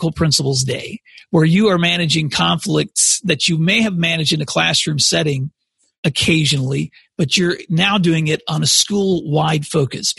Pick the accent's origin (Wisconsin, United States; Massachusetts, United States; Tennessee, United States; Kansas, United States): Tennessee, United States; Paris; moved away as an adult; also born or lived in Tulsa, Oklahoma; now in Oklahoma, United States; I grew up in West Tennessee. My mom and dad still live there today in a small town called Paris, which is between Memphis and Nashville.